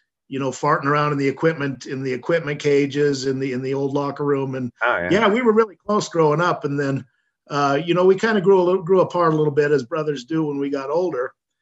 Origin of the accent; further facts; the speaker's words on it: Laramie, Wyoming, United States; also born or lived in Sheridan, Wyoming; we moved down to Laramie and when I was 1 year old, and that's where I grew up. And so I was born in Sheridan and raised in Laramie.